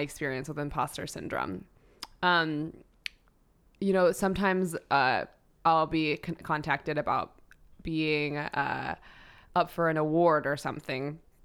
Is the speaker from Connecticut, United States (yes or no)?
no; New York City, New York, United States; as a, uh, young girl, I grew up in New York City